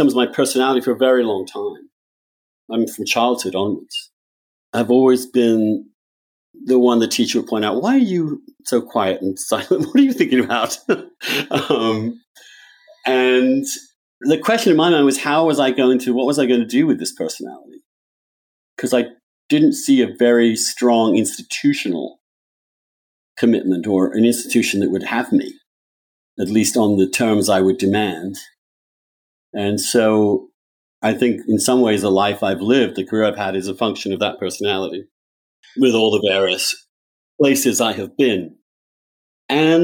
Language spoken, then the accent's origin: English; England, United Kingdom; now in United States; In America, I'm English. In England, I was Catholic